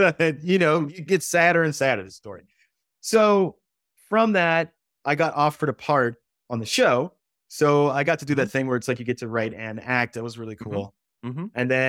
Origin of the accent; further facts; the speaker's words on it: Texas, United States; which I was kind of used to when I was used to that growing up in Texas.